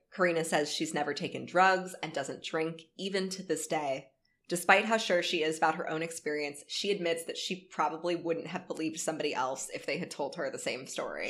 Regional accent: Live Oak, Florida, United States; where I grew up in North Florida, which was like Live Oak.

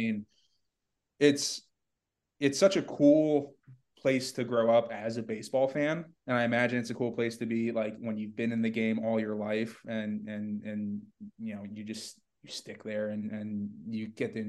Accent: Naples, Florida, United States; So I grew up down there and went to high school, played a lot of baseball in that area.

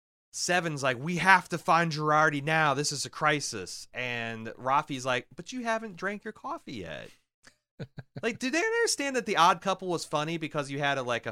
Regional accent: Iowa, United States; I'm from Iowa. I just work here.

